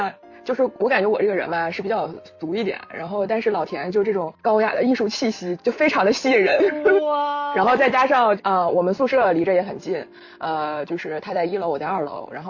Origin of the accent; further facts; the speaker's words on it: Hulunbuir, Inner Mongolia, China; accent: Northeastern (Dongbei); moved away; 我家是呼伦贝尔的